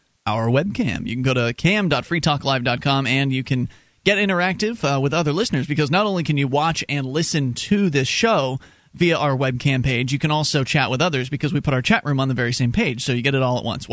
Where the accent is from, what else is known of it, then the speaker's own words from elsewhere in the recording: West coast of Florida, United States; I'm from the West coast of Florida